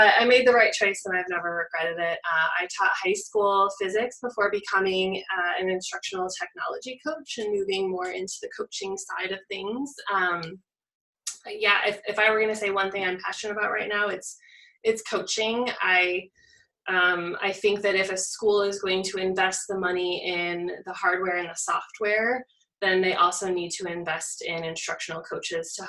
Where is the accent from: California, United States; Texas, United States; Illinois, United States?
Illinois, United States; rural; I am from Illinois. I grew up in rural Illinois, about 2.5 hours west of Chicago